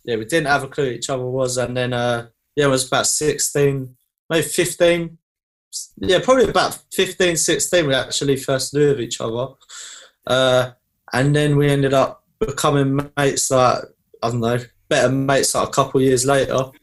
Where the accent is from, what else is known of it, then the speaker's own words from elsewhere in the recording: Basildon, East of England, United Kingdom; also born or lived in Thurrock; I, was born and lived in uh, Basildon